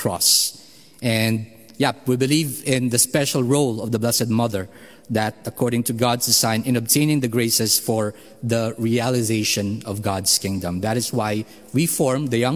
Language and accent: English; Philippines; moved away; I am from the Philippines